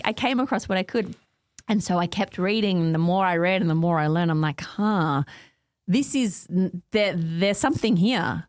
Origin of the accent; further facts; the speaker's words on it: Nunawading, Victoria, Australia; also born or lived in Montrose / Heathmont; I grew up out in Ngunnawadi.